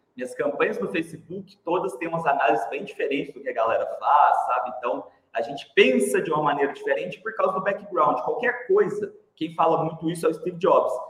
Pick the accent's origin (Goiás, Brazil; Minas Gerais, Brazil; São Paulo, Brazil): Minas Gerais, Brazil; Uberlândia; accent: Mineiro; eu sou de Uberlândia, Mineirinho, né? acho que já deu para perceber pelo sotaque aí. Sempre morei em Uberlândia